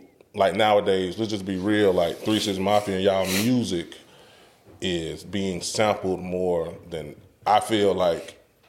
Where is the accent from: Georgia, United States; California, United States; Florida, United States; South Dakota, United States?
Georgia, United States; Atlanta; I'm from Atlanta. I ain't in Memphis.